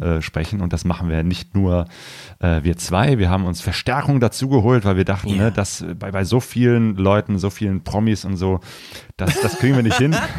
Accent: near Cologne, North Rhine-Westphalia, Germany; also born or lived in Ruhr; ich komme ja aus der Nähe von Köln, bin damals äh, in Köln auch mal äh, zur Schule gegangen, Berufsschule

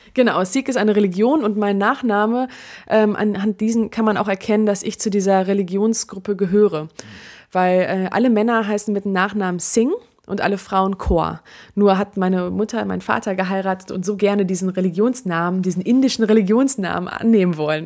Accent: Germany; ich bin hier geboren in Deutschland

